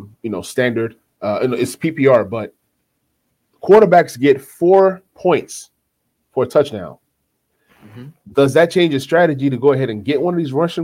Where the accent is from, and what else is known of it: Nashville, Tennessee, United States